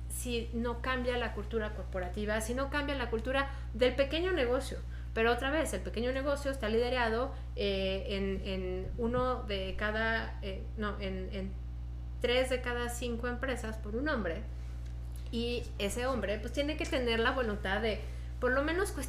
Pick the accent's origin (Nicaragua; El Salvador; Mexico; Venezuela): Mexico; Es la primera vez que firmamos como mexicanas contra la corrupción